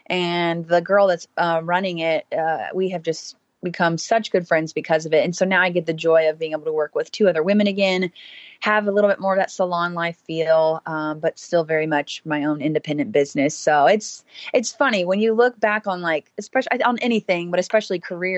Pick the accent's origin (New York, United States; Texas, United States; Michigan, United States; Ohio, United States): Texas, United States; Houston; So I grew up in Houston, Texas.